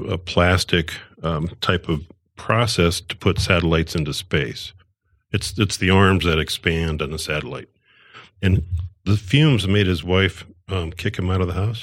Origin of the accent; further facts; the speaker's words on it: Northwest Iowa, United States; moved away as an adult; I'm from Northwest Iowa, and I went to electronic school, and I got out of Iowa